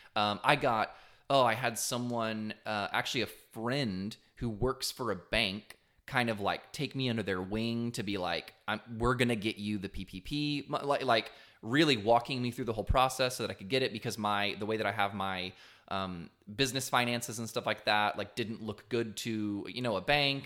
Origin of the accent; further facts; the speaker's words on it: Texas coast, United States; I grew up on the Texas coast